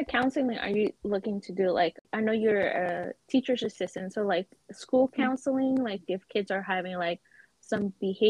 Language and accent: English; United States; we were born and raised here in America.